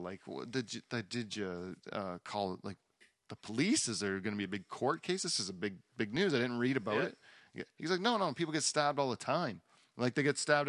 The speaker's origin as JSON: {"language": "English", "country": "Canada", "said": "being Canadian"}